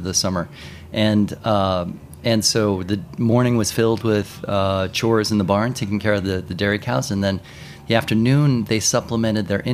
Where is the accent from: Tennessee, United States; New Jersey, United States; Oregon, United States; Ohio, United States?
Ohio, United States; Cincinnati; moved away as an adult; also born or lived in New York City / Tokyo / Paris; I grew up in Cincinnati.